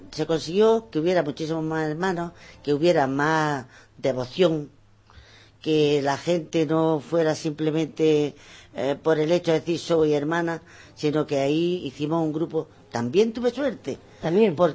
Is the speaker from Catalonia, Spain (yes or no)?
no; Benamaurel, Andalusia, Spain; Porque este es mi pueblo. Y, eh, y, quiero que todas las cosas que tiene mi pueblo lo sepa la gente. Y este pueblo es un pueblo que tiene muchísimas cosas. Tenemos yacimientos